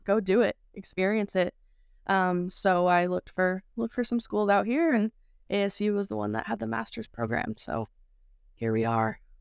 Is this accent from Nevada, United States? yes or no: no; Saugerties, New York, United States; moved away as an adult; now in Phoenix, United States; growing up in Saturdays, New York